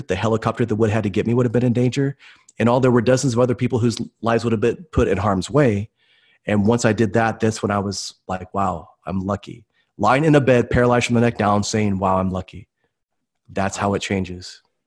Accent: Tulsa, Oklahoma, United States; I'm from Tulsa, Oklahoma, and originally grew up here

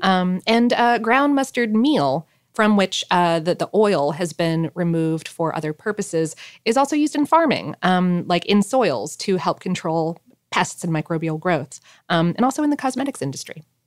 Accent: South Florida, United States; born or raised there

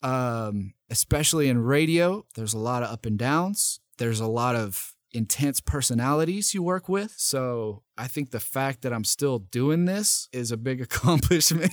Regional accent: Nashville, Tennessee, United States; moved away as an adult; also born or lived in East Idaho; now in Boise, United States; I grew up in Nashville, Tennessee

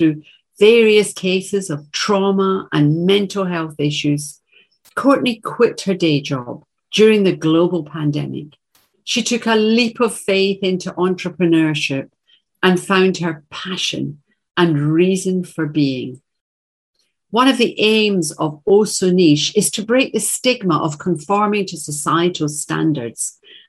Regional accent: Glasgow, Scotland, United Kingdom; Russell is a short, broad Glaswegian from my hometown

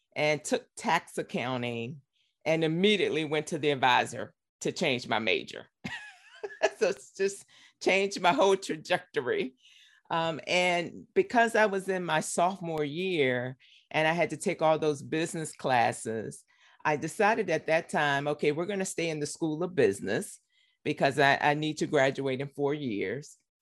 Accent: Richmond, Virginia, United States; also born or lived in Harrisonburg, Virginia; I grew up in Richmond, Virginia. Born and raised.

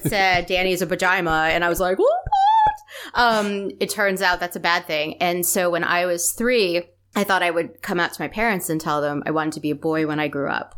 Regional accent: East Coast of the US, United States; we grew up on the East Coast of the U S.

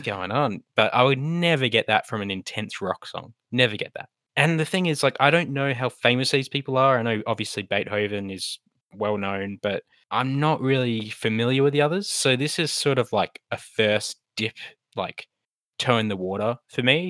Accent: Australia; as an Australian

